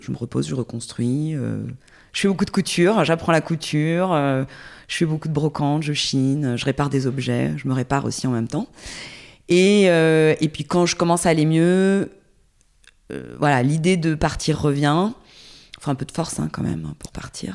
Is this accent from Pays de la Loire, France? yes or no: no; Porto-Vecchio, Corsica, France; also born or lived in Ajaccio / Paris; now in Toulouse, France; j'ai grandi en Corse, euh, j'habitais, je suis née à Ajaccio, mais j'ai grandi à Porto Vecchio.